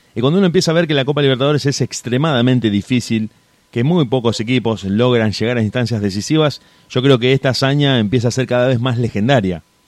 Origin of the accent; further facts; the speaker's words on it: Argentina; uno como argentino